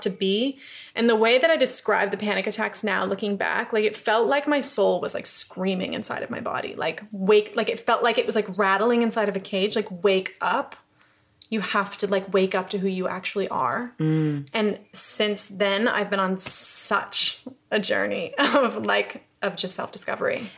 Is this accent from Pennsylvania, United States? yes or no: no; upstate New York, United States; moved away as an adult; also born or lived in Los Angeles; now in London, United Kingdom; I'm from New York. I'm from upstate New York